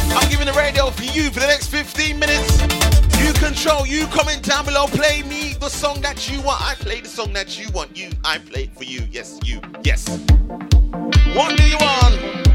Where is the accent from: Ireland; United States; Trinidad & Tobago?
Trinidad & Tobago; my missus comes from Grenada and I come from Trinidad